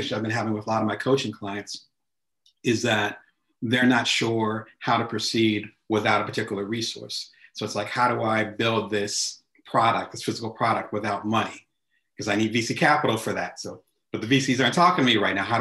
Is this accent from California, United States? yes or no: no; New Jersey, United States; moved away; I'm originally from the East Coast, so back in Jersey. I remember those neighborhood barbershops.